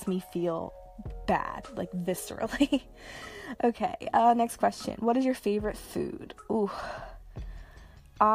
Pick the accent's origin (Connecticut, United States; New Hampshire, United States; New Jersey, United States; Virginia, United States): New Jersey, United States; I am from New Jersey, specifically South Jersey, pretty close to Philadelphia, like 20 to 25 minutes drive from it. Where do I live? I still live in South Jersey.